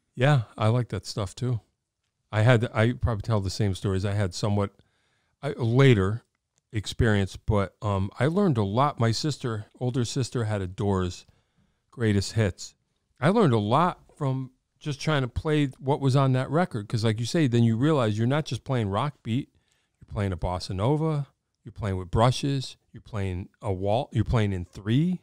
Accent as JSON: {"language": "English", "town": "Wallingford", "region": "Connecticut", "country": "United States", "tie": "born or raised there", "said": "I grew up in Wallingford."}